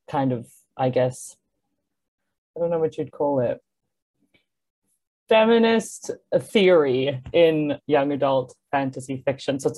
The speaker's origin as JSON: {"language": "English", "country": "South Africa", "also_born_or_lived": "Singapore / United States", "moved": "yes", "lives_now": "Hong Kong", "said": "I am from South Africa, but like most of my family is British. So I guess I'm like a British South African. Um, I moved to South Africa when I was 10. Um, I lived in America before that, and I was born in Singapore."}